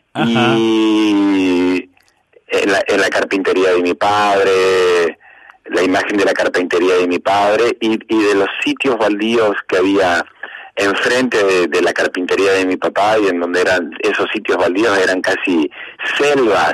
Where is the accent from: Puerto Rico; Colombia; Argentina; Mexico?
Argentina; Apóstoles, Misiones; nací en Apóstoles Misiones, capital nacional de la yerba mate